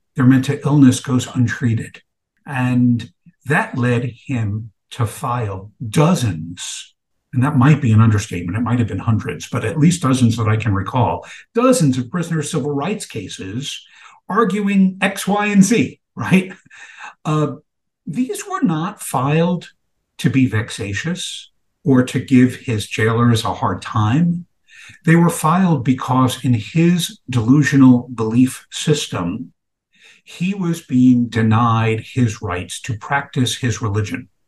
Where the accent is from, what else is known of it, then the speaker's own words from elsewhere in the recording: New York City, New York, United States; growing up in Brooklyn, New York in the 1970s